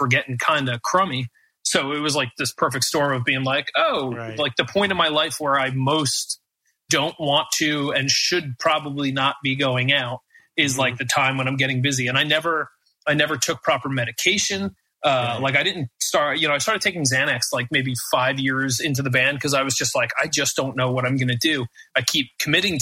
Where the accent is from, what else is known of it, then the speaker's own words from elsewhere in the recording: United States; as an American